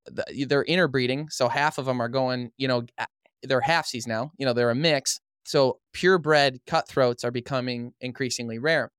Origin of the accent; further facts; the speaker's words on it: Madison Heights, Michigan, United States; also born or lived in Fenton, Michigan; I grew up in a town called Madison Heights, Michigan